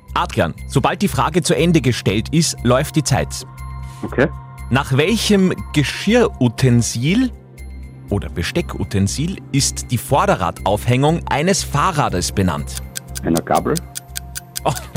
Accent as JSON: {"language": "German", "town": "Grünburg", "region": "Upper Austria", "country": "Austria", "said": "Ich bin aus Grünburg, das ist naheliegend"}